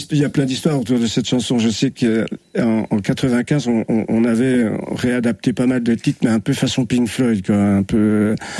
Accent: Dole, Bourgogne-Franche-Comté, France; je suis né à Dole, à 300 mètres d'ici d'ailleurs

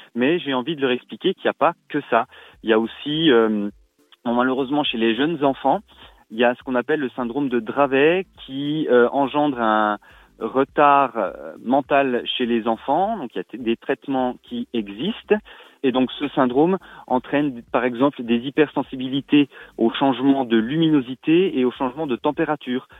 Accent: Rennes-sur-Loue, Bourgogne-Franche-Comté, France; chez nous à Rennes-sur-Loup

